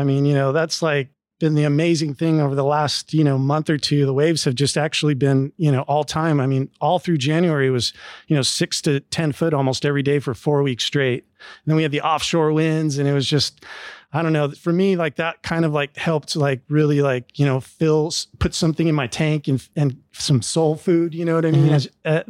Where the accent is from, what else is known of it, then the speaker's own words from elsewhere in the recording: Southern California, United States; what I grew up experiencing in SoCal.